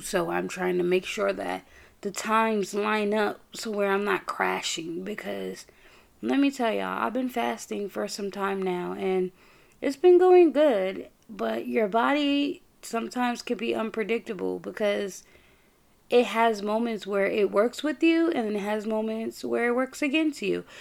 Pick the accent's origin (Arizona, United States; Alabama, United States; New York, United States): New York, United States; I'm from New York